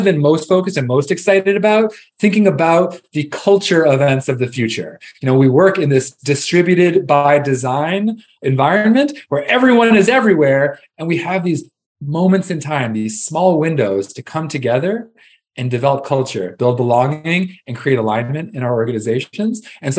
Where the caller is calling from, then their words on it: Austin, Texas, United States; I'm calling in from Austin, Texas, where I live with my family, two kids, and wife.